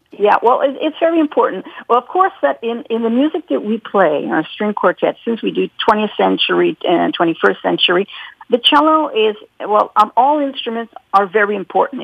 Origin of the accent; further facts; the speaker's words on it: Montreal, Quebec, Canada; I was born here in Quebec, in, uh, in Montreal